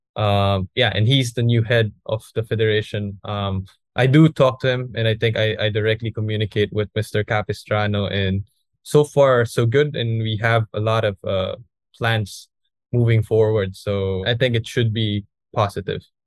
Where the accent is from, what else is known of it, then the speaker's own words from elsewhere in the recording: Philippines; here in Philippines